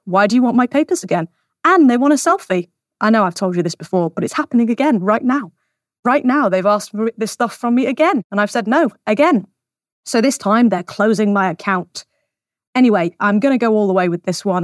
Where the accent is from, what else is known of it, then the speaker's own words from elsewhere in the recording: United Kingdom; we are British citizens